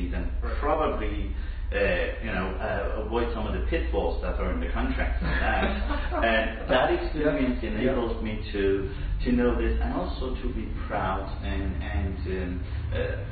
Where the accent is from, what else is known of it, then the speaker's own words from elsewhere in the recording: Iran; moved away as an adult; also born or lived in Dubai; now in Toronto, Canada; I left my home country, Iran, when I was just short of 20